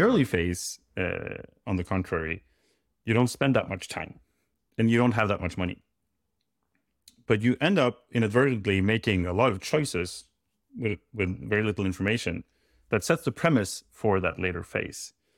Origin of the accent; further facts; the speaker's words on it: Norway; I'm from Norway.